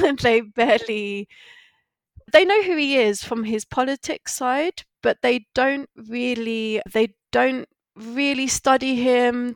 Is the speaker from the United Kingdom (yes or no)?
yes; London, United Kingdom; moved away as an adult; also born or lived in Guyana / Santander / China / Martinique; now in Barcelona, Spain; I'm from London originally, and I'm currently living in Barcelona. I grew up in London